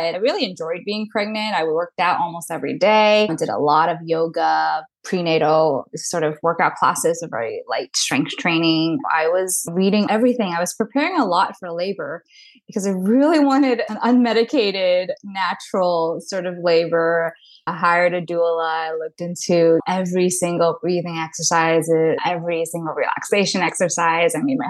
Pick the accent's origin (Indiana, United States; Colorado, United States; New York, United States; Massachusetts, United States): New York, United States; New York City; now in Long Island, United States; I am from Long Island, born and raised in New York City, but I moved out to Long Island during the pandemic.